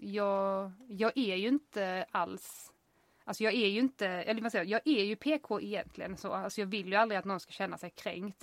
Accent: United States; now in Sweden; jag är amerikan

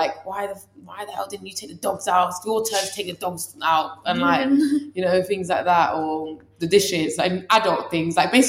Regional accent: England, United Kingdom; even though I was born in England, it's very weird. I'd say I'm Iranian if someone asks me where I'm from, but culturally, I'm a lot more similar to English people. That's because I was born and raised here.

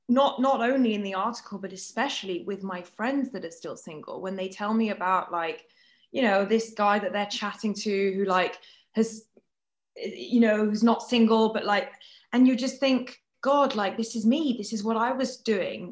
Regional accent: France; moved away; I grew up in France where the dating rules are very different to here

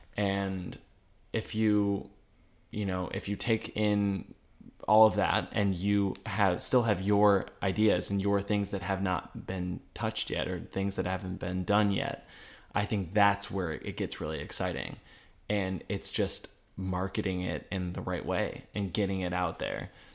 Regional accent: Detroit, Michigan, United States; moved away as an adult; now in New York, United States; We are from Detroit

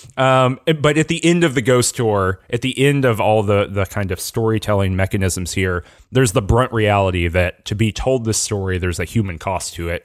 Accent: Georgia, United States; I'm not from Louisiana, I'm from Georgia, but very similar kind of southern vibe

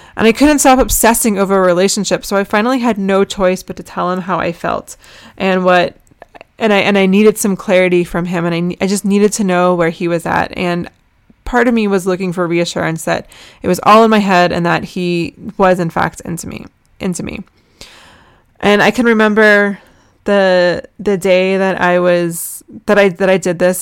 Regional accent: United States; also born or lived in Jerusalem; I'm American

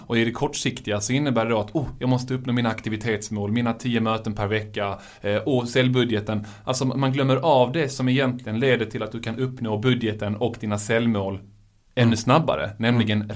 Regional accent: Malmö, Skåne, Sweden; jag är ju själv från Malmö

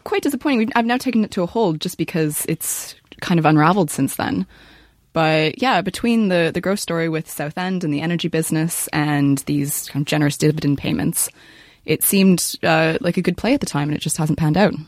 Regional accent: Canada; I'm Canadian.

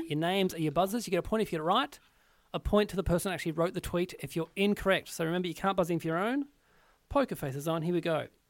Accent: Australia; as an Australian entertainer

